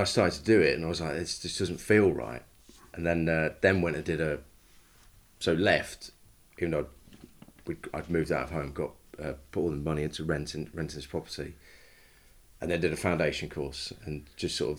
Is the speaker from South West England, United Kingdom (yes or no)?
no; Leicester, East Midlands, United Kingdom; I grew up in Leicester, in the suburbs.